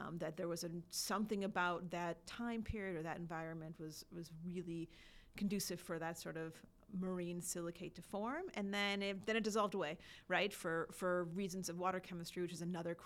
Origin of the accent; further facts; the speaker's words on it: Wisconsin, United States; now in Kentucky, United States; I grew up in Wisconsin and I got my water from Lake Michigan